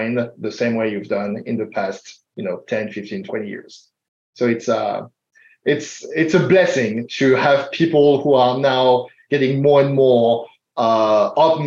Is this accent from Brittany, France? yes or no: no; Paris, Île-de-France, France; English is a second language; now in Portland, United States; I'm a first-gen immigrant. As you can tell from my accent, I'm not American. I was born in France.